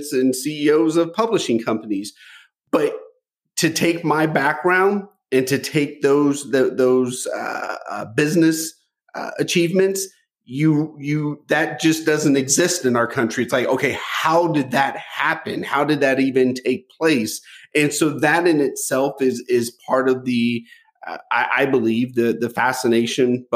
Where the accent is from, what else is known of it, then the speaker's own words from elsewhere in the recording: United States; growing up in the United States in the 70s being mixed race